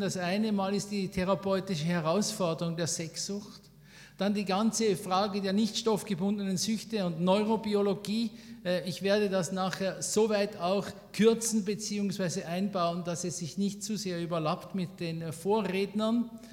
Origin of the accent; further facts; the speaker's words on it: Switzerland; bei uns in der Schweiz